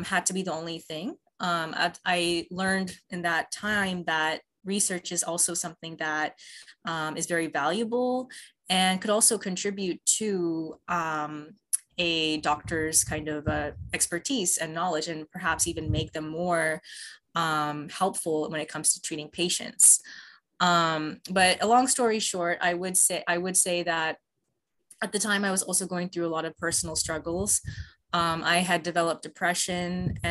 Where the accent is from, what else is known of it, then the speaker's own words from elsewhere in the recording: United States; moved away as an adult; now in Italy; I am an American scientist, born and raised in the U.S., did all of my schooling up to my PhD in the U.S.